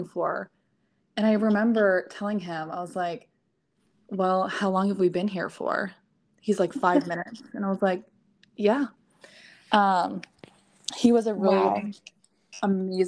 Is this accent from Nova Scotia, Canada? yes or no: no; just outside of Ottawa, Ontario, Canada; moved away as an adult; also born or lived in New York; now in Texas, United States; I grew up in Canada. So not many people know exactly where. So I always say just outside of Ottawa. I did kind of grow up in like a little small town